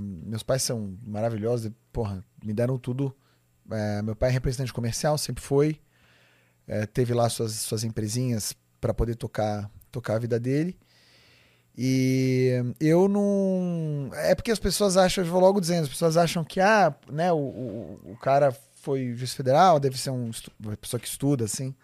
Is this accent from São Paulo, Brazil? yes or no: yes; São Paulo, Brazil; Eu nasci em São Paulo, aqui no, no na região de, da, da Vila Mariana, Vila Clementino, por ali